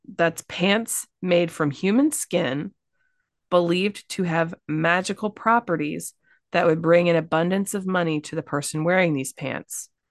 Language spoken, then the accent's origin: English; Kentucky, United States; I'm from Kentucky.